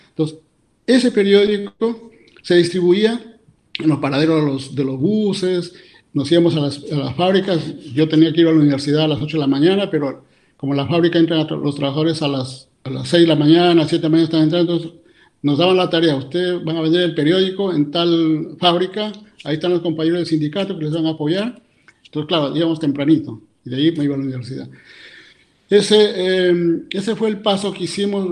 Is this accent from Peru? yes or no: yes; San Miguel, Cajamarca, Peru; born or raised there; moved away as an adult; also born or lived in Lima, Peru / Germany; now in Vienna, Austria